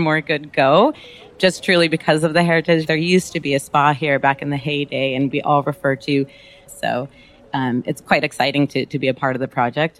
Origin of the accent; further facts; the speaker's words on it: Los Angeles, California, United States; I'm actually born and raised in Los Angeles